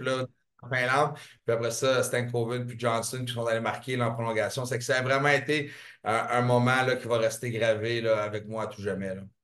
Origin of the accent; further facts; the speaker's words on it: Montreal, Quebec, Canada; je viens de Saint-Henri